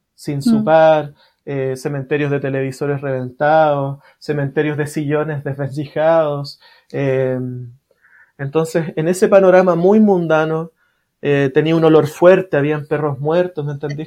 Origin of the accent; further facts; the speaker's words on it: Santiago, Santiago Metropolitan Region, Chile; yo crecí en una población, en Cerro Navia.